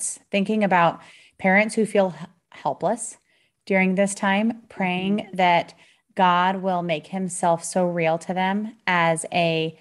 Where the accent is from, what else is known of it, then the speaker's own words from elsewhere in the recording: United States; we as American moms